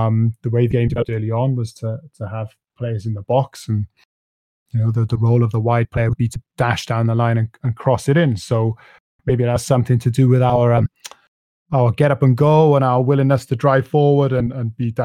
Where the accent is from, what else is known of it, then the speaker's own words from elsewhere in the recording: Wales, United Kingdom; my own nation, Wales